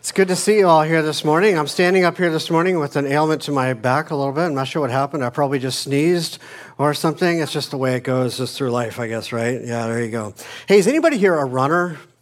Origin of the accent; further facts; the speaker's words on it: Phoenix, Arizona, United States; moved away; I grew up in Phoenix, Arizona